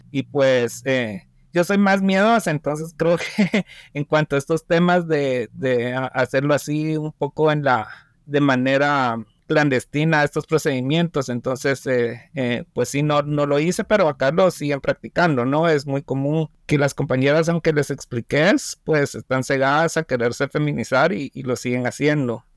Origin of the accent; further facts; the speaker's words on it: Guatemala; Guatemala, mi país